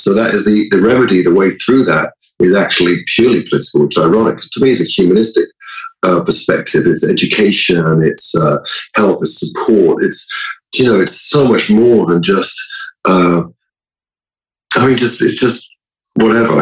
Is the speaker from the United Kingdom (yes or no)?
yes; London, United Kingdom; moved away; growing up in London in a sort of a more progressive mindset